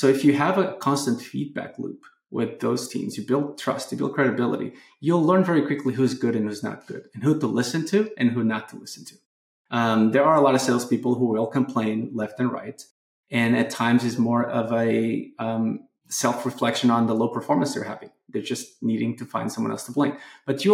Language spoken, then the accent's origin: English; Portugal; moved away; my home country, Portugal